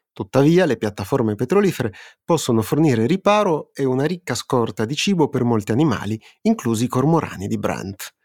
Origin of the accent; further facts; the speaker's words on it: Turin, Piedmont, Italy; una piccola questione personale che da torinesi sentiamo molto